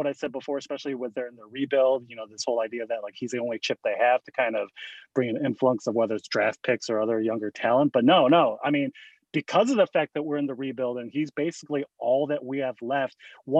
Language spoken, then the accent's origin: English; Des Plaines, Illinois, United States; my hometown of Des Plaines